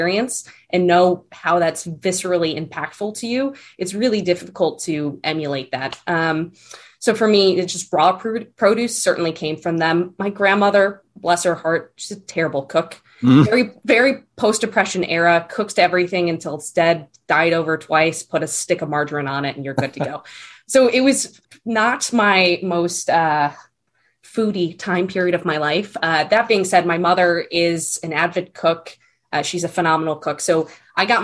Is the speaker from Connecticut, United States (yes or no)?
yes; Connecticut, United States; I grew up on the East Coast. So I was born and raised in Connecticut.